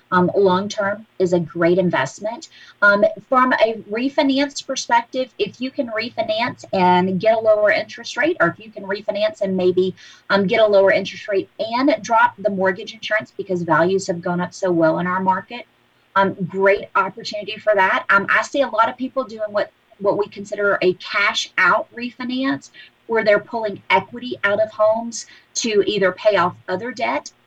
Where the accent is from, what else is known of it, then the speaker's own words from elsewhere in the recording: Hattiesburg, Mississippi, United States; moved away as an adult; also born or lived in Jackson, Mississippi; now in Murfreesboro, United States; I'm originally from South Mississippi. I grew up down outside of Hattiesburg